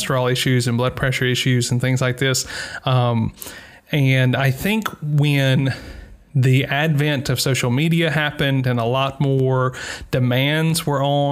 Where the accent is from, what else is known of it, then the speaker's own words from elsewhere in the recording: Bible Belt, Mississippi, United States; moved away as an adult; now in Iceland; growing up in the Bible Belt